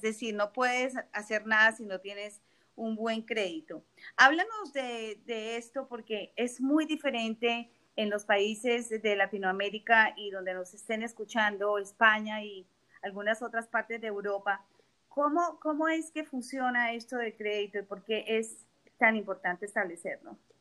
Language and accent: Spanish; Colombia; now in South Florida, United States; yo soy colombiana y mi familia vive en la frontera